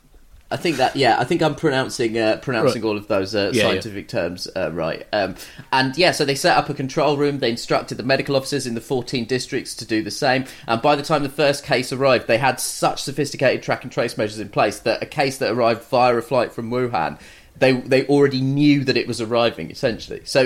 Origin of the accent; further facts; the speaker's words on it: United Kingdom; I'm a British man